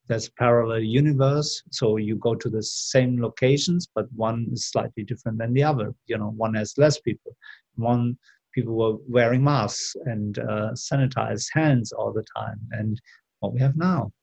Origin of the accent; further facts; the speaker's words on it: Germany; moved away as an adult; also born or lived in Seville, Spain / London, United Kingdom; I grew up in Germany